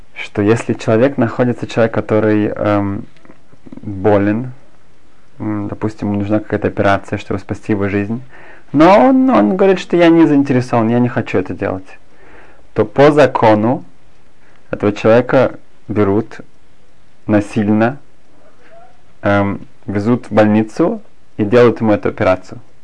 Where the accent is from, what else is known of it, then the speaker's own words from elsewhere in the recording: Germany; moved away as an adult; also born or lived in Berlin; now in Israel; я сам из Германии